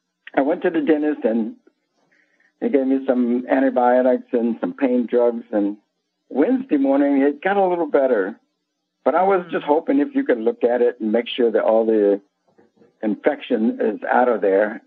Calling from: Tacoma, Washington, United States; I'm calling from Tacoma, Washington, just outside Seattle.

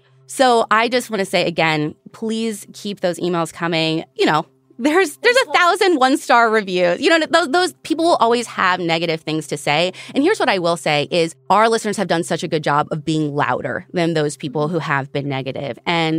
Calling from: Alberta, Canada; I am from Alberta, Canada.

